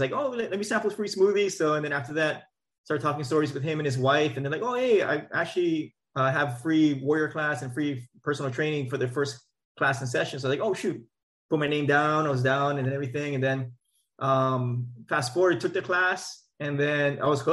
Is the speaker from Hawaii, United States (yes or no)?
yes; Maui, Hawaii, United States; moved away as an adult; also born or lived in Oahu, Hawaii / Bay Area, California; now in Elk Grove, United States; Born and raised on Maui, and then so after graduating Lahainaluna High School